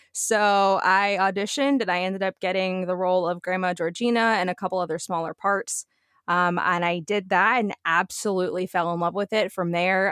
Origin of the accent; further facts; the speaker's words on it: Coral Springs, Florida, United States; also born or lived in Arizona; now in Daytona, United States; born and raised in South Florida, Coral Springs, actually